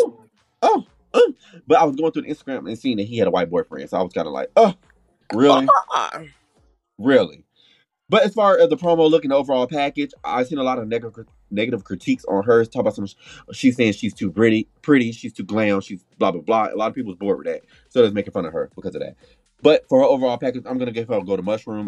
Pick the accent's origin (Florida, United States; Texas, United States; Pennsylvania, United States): Florida, United States; Orlando; I'm here to represent for Florida because I was born in Orlando